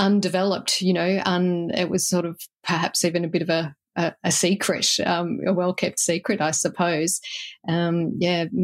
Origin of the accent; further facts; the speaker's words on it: Australia; also born or lived in Illawarra, New South Wales; now in Manyana, Australia; as an Australian